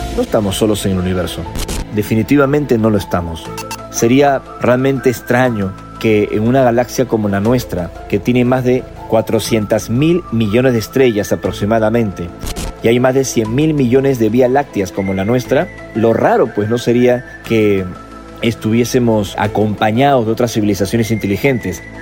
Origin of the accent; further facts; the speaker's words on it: Peru; mi país en Perú en el verano de 1988